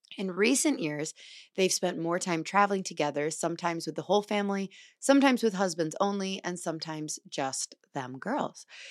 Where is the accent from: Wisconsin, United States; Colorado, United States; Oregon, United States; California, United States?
Wisconsin, United States; La Crosse; moved away; lacrosse for the weekend. where I'm from